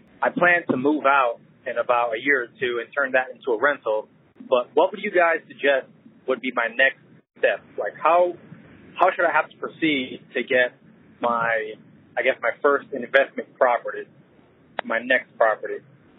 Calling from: Fort Mill, South Carolina, United States; I'm calling here from Fort Mill, South Carolina.

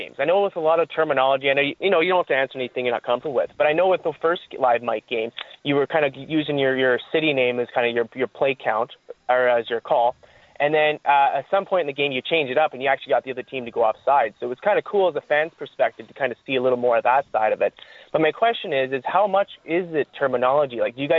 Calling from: Calgary, Alberta, Canada; From Calgary, obviously.

